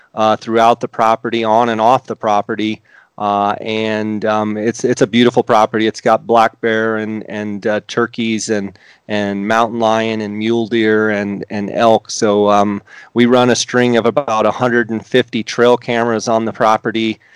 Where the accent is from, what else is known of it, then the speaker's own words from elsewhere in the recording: Arizona, United States; I grew up in Arizona